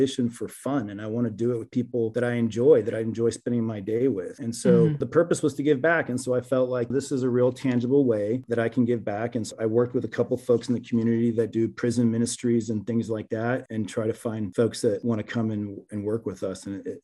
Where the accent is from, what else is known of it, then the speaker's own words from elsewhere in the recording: Venezuela; now in United States; Growing up, I'm originally from Venezuela. I became naturalized at 16 years old.